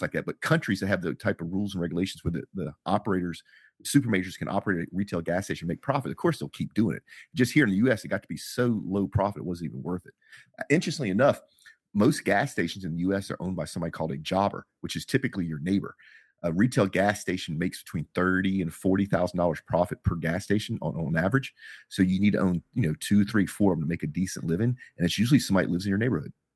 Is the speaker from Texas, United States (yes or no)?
yes; Texas, United States; I'm from Texas